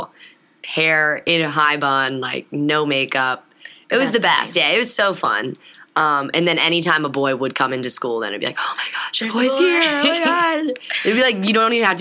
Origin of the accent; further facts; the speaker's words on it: Cincinnati, Ohio, United States; also born or lived in Oxford, Ohio; I born and raised in Cincinnati, Ohio, particularly the West Side